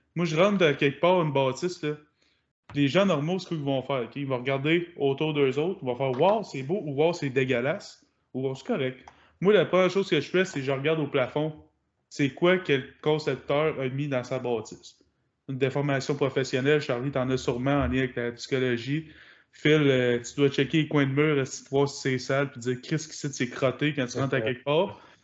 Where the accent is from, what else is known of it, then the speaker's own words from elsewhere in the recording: Quebec, Canada; je venais, viens de Québec